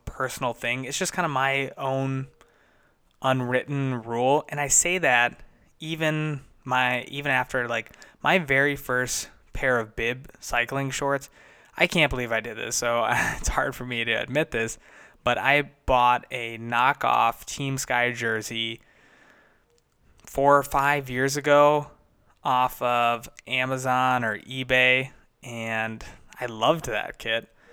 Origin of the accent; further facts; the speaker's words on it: United States; being an American